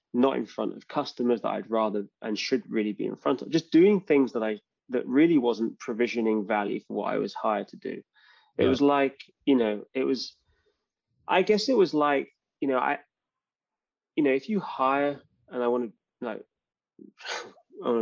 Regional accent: London, United Kingdom; moved away as an adult; now in Bay Area, United States; I love London. It's like really my hometown

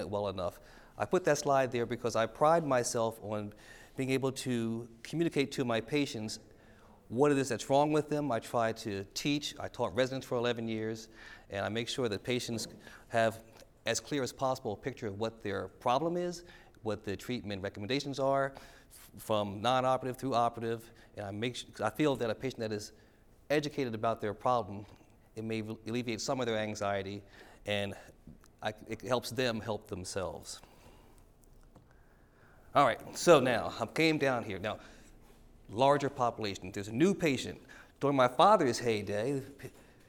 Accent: Philadelphia, Pennsylvania, United States; moved away; also born or lived in Washington, D.C. / Columbus, Ohio; I'm from Philadelphia, Pennsylvania.

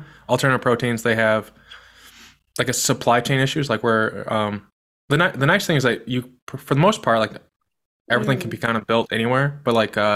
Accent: Midwest, United States; I'm from the Midwest

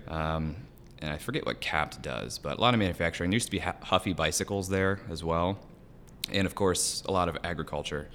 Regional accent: Celina, Ohio, United States; I am from West Central Ohio, a little farm town called Salina

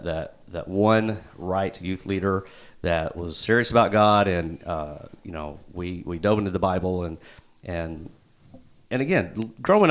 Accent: Jonesboro, Arkansas, United States; also born or lived in Little Rock, Arkansas; I born and raised in Jonesboro, lived in Little Rock for 9 years, came back

